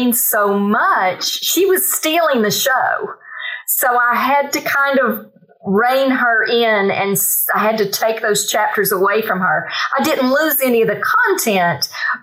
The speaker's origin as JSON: {"language": "English", "town": "Bryson City", "region": "North Carolina", "country": "United States", "tie": "born or raised there", "said": "City is my hometown"}